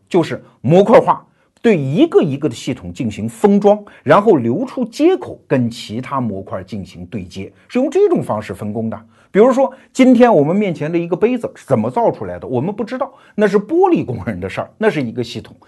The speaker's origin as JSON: {"language": "Chinese", "country": "China", "said": "我们中国人"}